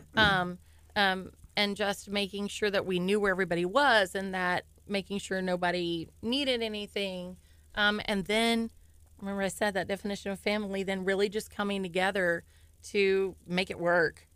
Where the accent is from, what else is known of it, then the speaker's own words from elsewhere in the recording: Deer Park, Texas, United States; I've lived in Deer Park my whole life.